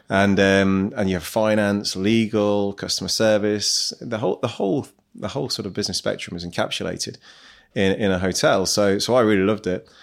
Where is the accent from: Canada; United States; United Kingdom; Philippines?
United Kingdom; Midlands; moved away as an adult; also born or lived in Nottingham / Manchester; now in Dubai, United Arab Emirates; I'm from the Midlands originally